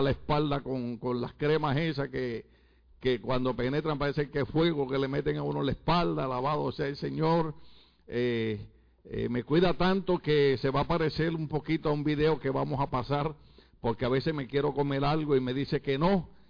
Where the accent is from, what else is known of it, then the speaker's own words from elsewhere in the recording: Puerto Rico; moved away; Nosotros le decimos a nuestras mamás en Puerto Rico vieja